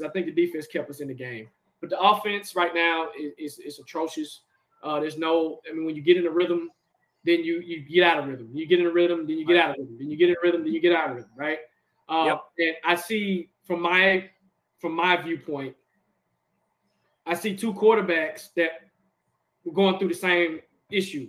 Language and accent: English; Nashville, Tennessee, United States; We're from Tennessee, born and raised, Nashville, in SEC country